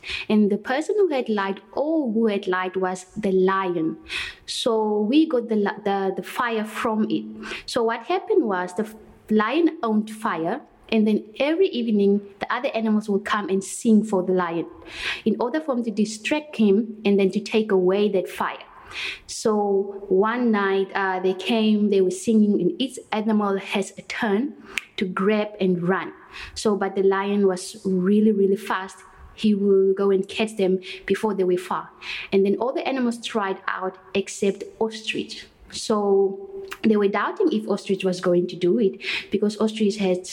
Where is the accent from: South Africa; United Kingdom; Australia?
South Africa; Port Elizabeth, Eastern Cape; first language Kwedam; English is a second language; also born or lived in Schmidtsdrift, Northern Cape / Platfontein, Northern Cape; now in Kwatu, South Africa; Actually, I was born in Smithsriff near Douglas, but most of my life I was spending with my parents in a farm in Port Elizabeth.